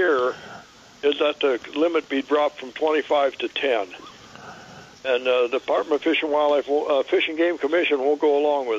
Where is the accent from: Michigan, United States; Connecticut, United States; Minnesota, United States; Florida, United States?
Minnesota, United States; now in California, United States; I come from Minnesota.